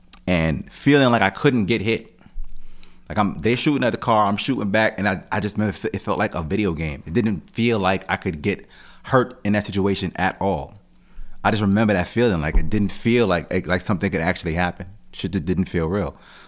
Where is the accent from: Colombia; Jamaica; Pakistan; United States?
Jamaica; And I'm Jamaican, so just culturally, family, mothers, sons, and shit, they just really tight-knit, you know what I mean?